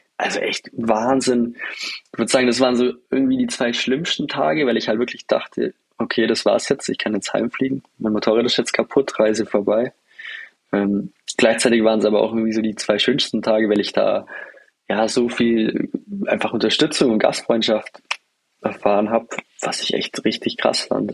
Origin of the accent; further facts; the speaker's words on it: Germany; als, als Deutscher